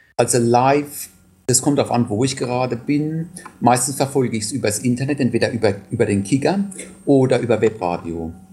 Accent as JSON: {"language": "German", "town": "Landau", "region": "Rhineland-Palatinate", "country": "Germany", "moved": "yes", "said": "ich komme ursprünglich aus Landau oder aus der Nähe von Landau, aus einem kleinen Weindorf, Nussdorf"}